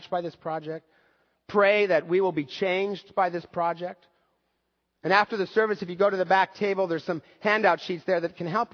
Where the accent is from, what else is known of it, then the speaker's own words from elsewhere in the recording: United States; As an American baby boomer